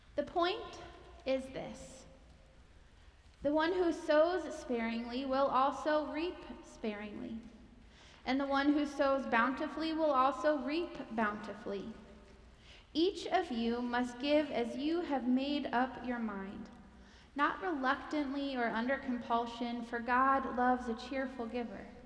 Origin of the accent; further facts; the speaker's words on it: Pennsylvania, United States; moved away; I'm from Pennsylvania